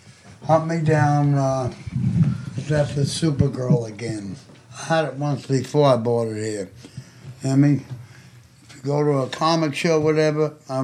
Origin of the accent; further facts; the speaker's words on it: Highlands, New Jersey, United States; I grew up with him in Highlands.